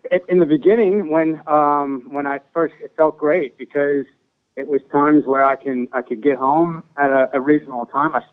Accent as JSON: {"language": "English", "town": "New Orleans", "region": "Louisiana", "country": "United States", "said": "coming from uptown New Orleans, from where I was from Newman."}